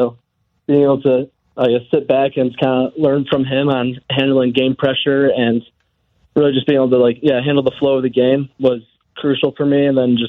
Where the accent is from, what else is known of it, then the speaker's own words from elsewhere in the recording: Chicago, Illinois, United States; So, I grew up in Chicago area